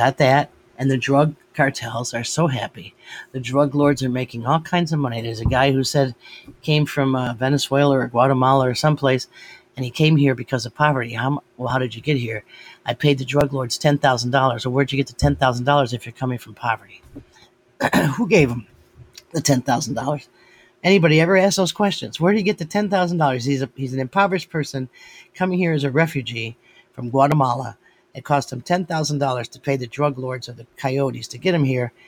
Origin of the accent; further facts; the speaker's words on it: United States; I'm an American.